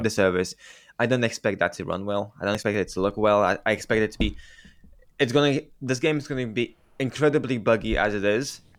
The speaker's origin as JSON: {"language": "English", "country": "Romania", "tie": "born or raised there", "said": "I, I grew up in Romania"}